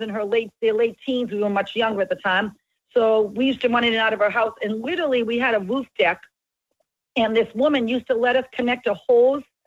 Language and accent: English; Boston, Massachusetts, United States; We grew up in Little Italy